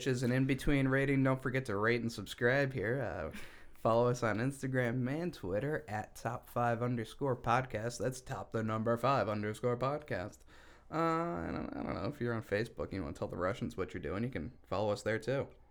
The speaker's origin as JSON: {"language": "English", "town": "Syracuse", "region": "New York", "country": "United States", "said": "I'm from Syracuse"}